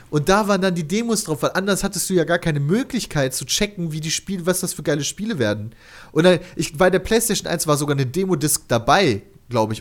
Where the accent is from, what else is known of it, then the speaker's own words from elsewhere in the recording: near Kleve, North Rhine-Westphalia, Germany; wir kennen Kleve, wir kommen daher aus der Nähe